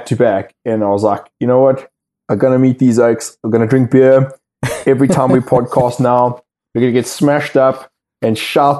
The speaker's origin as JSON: {"language": "English", "country": "South Africa", "moved": "as an adult", "lives_now": "United Kingdom", "said": "I left South Africa 13 years ago"}